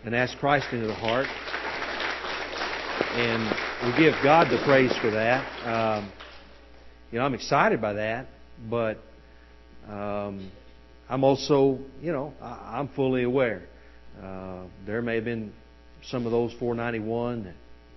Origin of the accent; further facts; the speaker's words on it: United States; As the American people